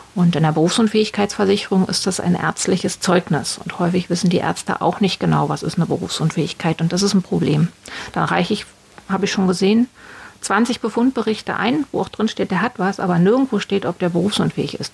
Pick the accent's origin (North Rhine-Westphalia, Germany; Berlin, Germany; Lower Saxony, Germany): Berlin, Germany; ich bin ähm, aus Berlin geboren